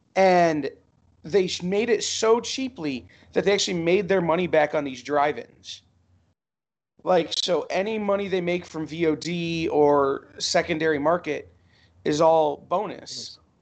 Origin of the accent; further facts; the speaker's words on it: Toledo, Ohio, United States; I'm from Toledo